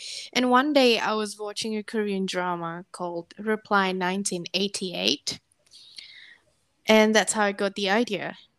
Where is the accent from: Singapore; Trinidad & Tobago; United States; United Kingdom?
Singapore; English is a second language; moved away as an adult; also born or lived in Indonesia; now in Australia; I was born in Indonesia, grew up in Singapore, where I met Miki and became bestie until now. Then I moved to Australia for university at first, pretty much fell in love with the country and ended up living here permanently. I have a mixed ethnicity